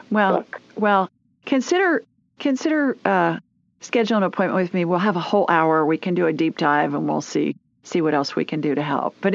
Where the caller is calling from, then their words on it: Wisconsin, United States; I'm calling from Wisconsin.